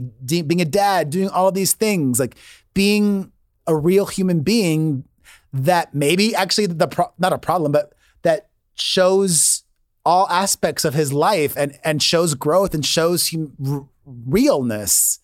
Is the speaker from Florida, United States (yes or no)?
yes; Miami, Florida, United States; moved away; I grew up in Miami, which is a lot like Los Angeles, and you need a car